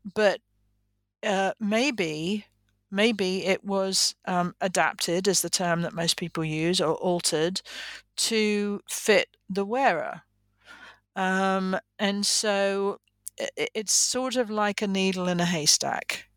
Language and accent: English; England, United Kingdom; moved away as an adult; now in United States; I am originally from England